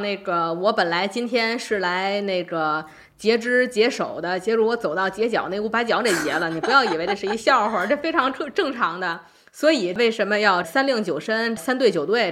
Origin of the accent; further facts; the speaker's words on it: Tianjin, China; 我老家本土和我们息息相关的新闻，就是三月八日天津首家H P V疫苗接种及宫颈病变诊治一体化门诊揭牌开诊